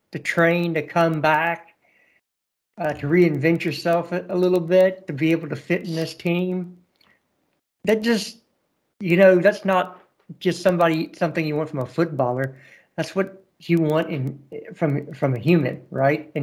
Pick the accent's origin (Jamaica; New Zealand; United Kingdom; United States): United States; I'm an American and we love the underdog story